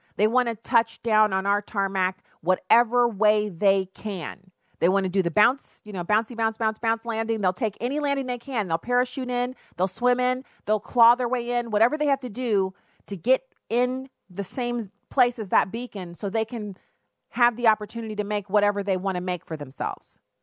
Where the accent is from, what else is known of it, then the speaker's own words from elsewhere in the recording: United States; me being an American